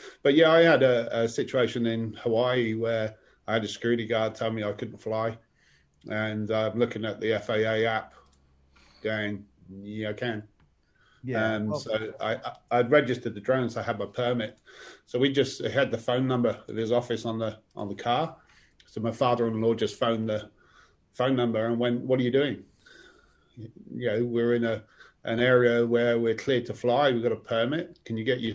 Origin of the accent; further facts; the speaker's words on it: England, United Kingdom; moved away as an adult; also born or lived in Moscow; now in Victoria, Australia; I grew up in England